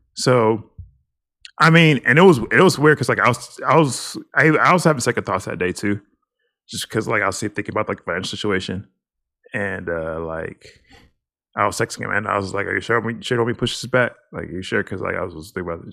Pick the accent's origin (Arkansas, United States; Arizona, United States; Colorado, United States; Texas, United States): Texas, United States; we're from Texas.